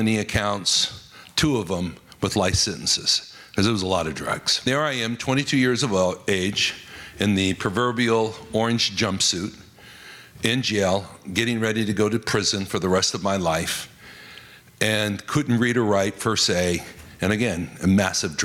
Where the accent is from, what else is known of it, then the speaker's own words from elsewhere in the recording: Las Vegas, Nevada, United States; I was raised in Las Vegas, Nevada